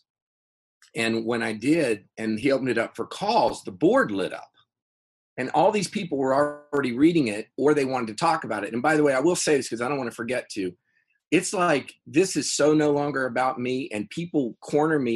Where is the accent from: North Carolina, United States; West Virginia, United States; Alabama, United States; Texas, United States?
West Virginia, United States; Fairmont; also born or lived in California; we started the Feast of Seven Fishes Festival in my hometown, Fairmont, West Virginia